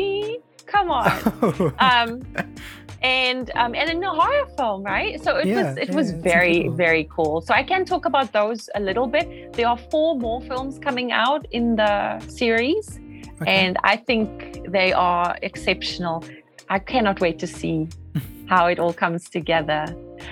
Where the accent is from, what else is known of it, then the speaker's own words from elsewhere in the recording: South Africa; moved away as an adult; also born or lived in Los Angeles, United States; now in United States; I'm South African